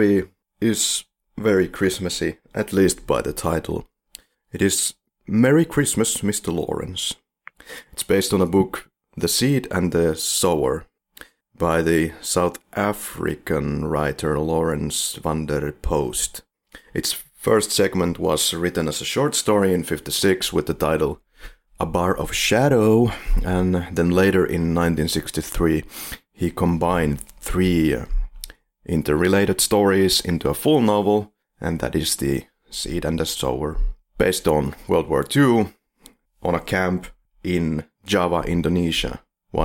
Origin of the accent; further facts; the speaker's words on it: Finland; We are from Finland